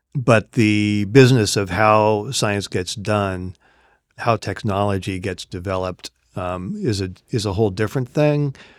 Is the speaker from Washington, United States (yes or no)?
yes; Seattle, Washington, United States; my hometown, Seattle